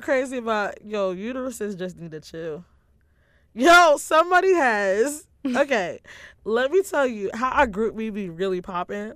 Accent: New York City, New York, United States; NYPD being my hometown

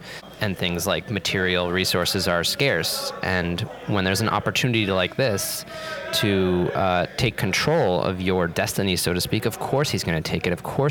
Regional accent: New York City, New York, United States; I'm coming from New York City, which is like hyper-capitalist orgy, where the richest people in the world and the very poorest people in the world live side by side

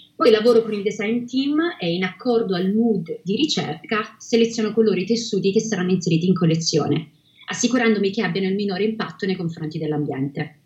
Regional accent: Reggio Calabria, Calabria, Italy; moved away as an adult; also born or lived in Rome / Milan / Vancouver; now in London, United Kingdom; sono nata a Reggio Calabria e dopo aver vissuto tra Roma, Milano e Vancouver Oggi vivo a Londra da quasi sette anni

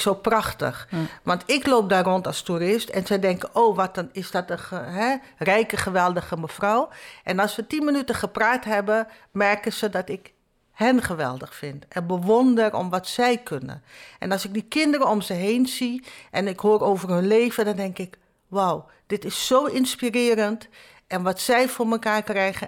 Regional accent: Nieuw Nickerie, Nickerie, Suriname; now in Netherlands; Ik kom uit Nieuw-Nikeri, dat is mhm. zeg maar eh, het tweede stadje.

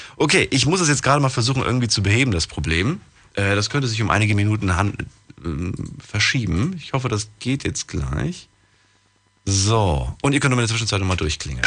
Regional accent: Thuringia, Germany; moved away; bei uns in Thüringen

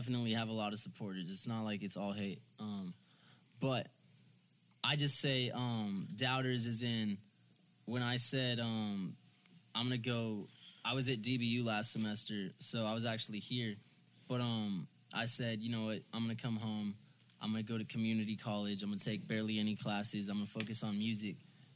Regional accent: Allen, Texas, United States; also born or lived in Plano, Texas / Dallas area; now in Frisco, United States; I live in Frisco. I was born in Plano. I grew up in Allen. I just say Dallas.

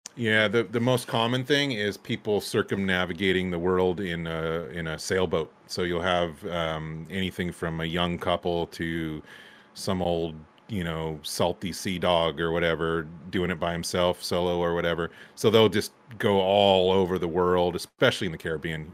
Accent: Santa Cruz, California, United States; moved away; I grew up in Santa Cruz

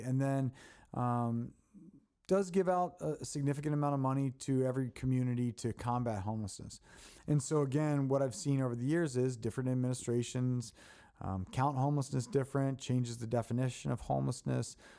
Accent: Baltimore, Maryland, United States; moved away; I grew up in Baltimore

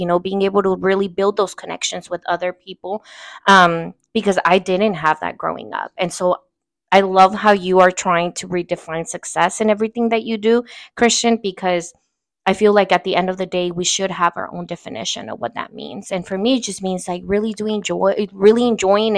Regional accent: Oakland, California, United States; first language Spanish; English is a second language; also born or lived in Uruapan, Michoacan, Mexico; I also claim East Oakland. I was raised in East Oakland

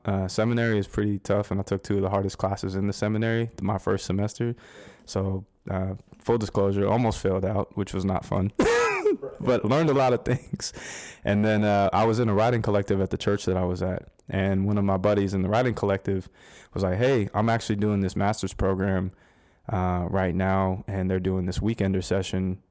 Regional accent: Scottsdale, Arizona, United States; moved away as an adult; now in Winston-Salem, United States; I'm actually, uh, born and raised in, uh, Scottsdale, Arizona. Uh, that's my hometown.

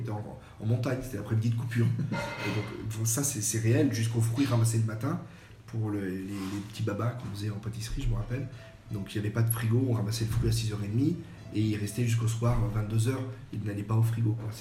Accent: French Riviera, Provence-Alpes-Côte d'Azur, France; also born or lived in Le Mans; now in Périgueux, France; je suis né au Mans. Donc quand j'ai ah, une année à peu près, je suis resté parce que mes parents sont sur la côte d'Azur. Donc en fait, j'ai été élevé beaucoup en Méditerranée

